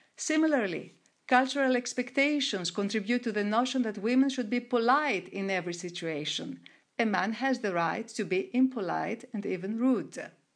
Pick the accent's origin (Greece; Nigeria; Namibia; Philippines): Greece; moved away as an adult; also born or lived in Monaco; I started as an entrepreneur in my hometown in Greece.